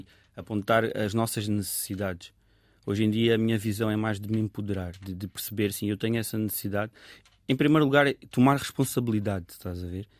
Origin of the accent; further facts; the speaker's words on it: Sintra line, Lisbon, Portugal; eu cresci também na, na linha de Sintra, num bairro que, que é multicultural